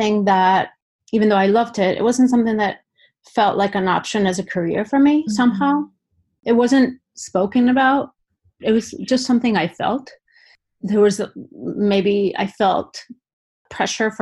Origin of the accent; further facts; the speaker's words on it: Basque Country, Spain; moved away as an adult; also born or lived in Denver, United States / Florida, United States; now in Seattle, United States; I'm originally from the Basque Country in Spain. So I feel like a lot of my work is influenced by my upbringing